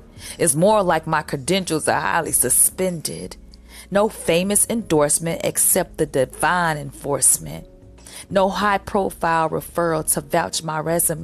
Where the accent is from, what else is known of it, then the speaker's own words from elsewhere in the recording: Chicago, Illinois, United States; moved away as an adult; now in Los Angeles, United States; my hometown, Chicago